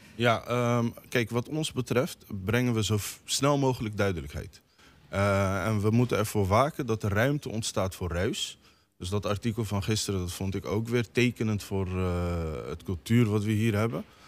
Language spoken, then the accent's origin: Dutch; The Hague, South Holland, Netherlands; Ik praat als inwoner van Den Haag.